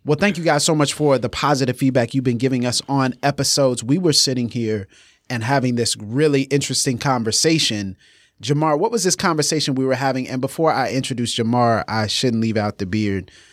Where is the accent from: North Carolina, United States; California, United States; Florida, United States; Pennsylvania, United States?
Florida, United States; Pensacola; also born or lived in Virginia; I was born and raised in Pensacola, Florida, on the Panhandle, and then went to college in Virginia, then came back to Pensacola.